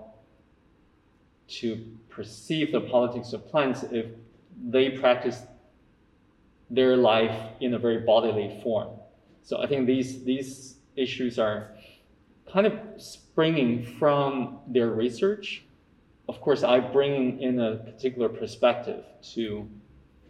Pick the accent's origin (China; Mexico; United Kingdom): China; moved away; also born or lived in United States / Hong Kong; I grew up in China